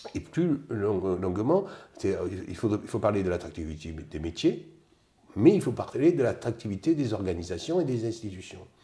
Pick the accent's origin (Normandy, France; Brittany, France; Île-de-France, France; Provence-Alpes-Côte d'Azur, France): Provence-Alpes-Côte d'Azur, France; Digne-les-Bains; moved away as an adult; also born or lived in Seine-et-Marne / Strasbourg / Pyrénées-Orientales / Pas-de-Calais; Je suis des Alpes de provence euh, dans les alentours de Digne